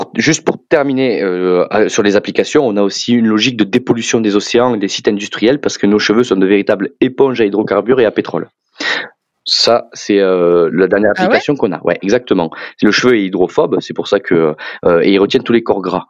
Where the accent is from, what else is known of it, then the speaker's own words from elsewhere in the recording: southern France, France; accent: southern French; moved away as an adult; also born or lived in Clermont-Ferrand; vous entendrez sûrement mon accent que je suis plus originaire du sud de la France